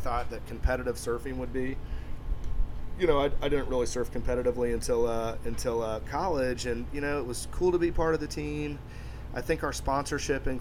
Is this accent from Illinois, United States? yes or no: no; Central Florida, United States; growing up in Central Florida